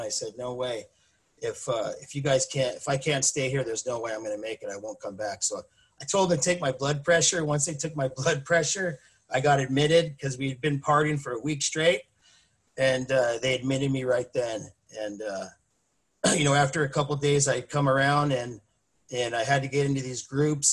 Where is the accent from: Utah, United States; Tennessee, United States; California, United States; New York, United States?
California, United States; Mission Viejo; moved away as an adult; now in Lake Elsinore, United States; I grew up in Mission Viejo. Uh, I lived there most of my life